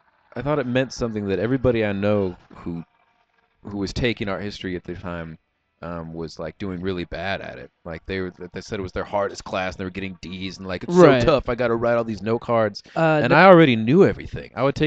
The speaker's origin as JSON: {"language": "English", "town": "Lebanon", "region": "Oregon", "country": "United States", "tie": "born or raised there", "also_born_or_lived": "Alaska / California / Iowa", "said": "So, but we lived in Oregon the longest. And so while I was living in like Lebanon, I grew up on the mean streets of Lebanon, Oregon."}